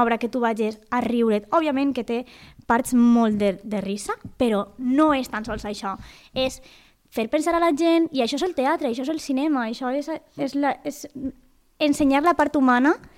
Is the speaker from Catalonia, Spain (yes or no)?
no; Valencian Community, Spain; sóc Valenca de tota la vida